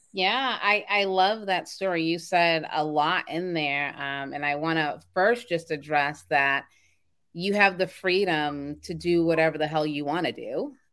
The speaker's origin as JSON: {"language": "English", "town": "Boston", "region": "Massachusetts", "country": "United States", "tie": "born or raised there", "said": "I'm from Boston, Mass."}